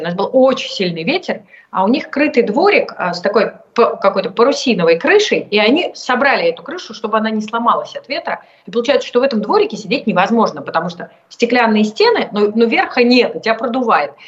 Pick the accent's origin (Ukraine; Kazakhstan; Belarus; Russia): Russia; moved away as an adult; also born or lived in Moscow; now in France; я всегда буду русской для всех